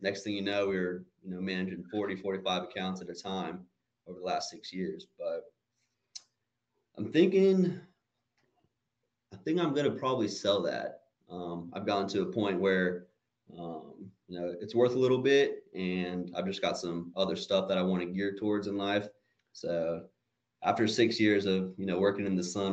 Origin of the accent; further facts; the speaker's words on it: Woodstock, Georgia, United States; from Woodstock, Georgia, actually. Been born and raised here